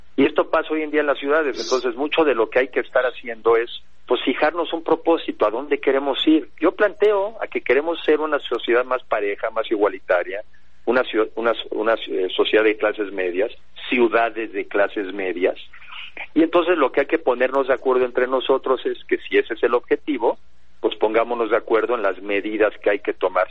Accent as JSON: {"language": "Spanish", "country": "Mexico", "said": "deberíamos de fijarnos como mexicanos"}